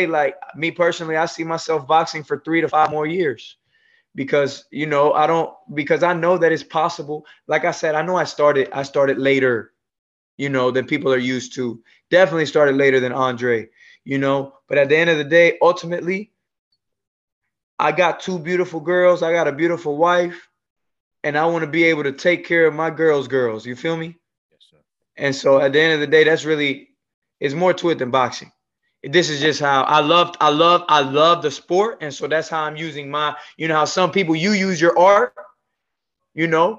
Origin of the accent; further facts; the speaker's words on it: Bayamón, Puerto Rico; also born or lived in Clarksville, Tennessee; now in Florida, United States; originally I'm from Bayamón, Puerto Rico